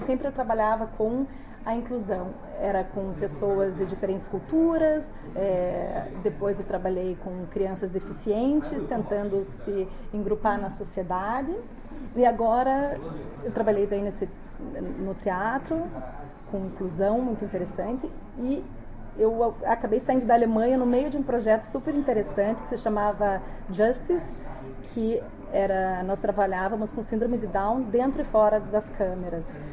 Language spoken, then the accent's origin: Portuguese; Brazil; moved away as an adult; also born or lived in Stuttgart, Germany; nós, quando saímos do Brasil e vamos morar num país que não tem a língua inglesa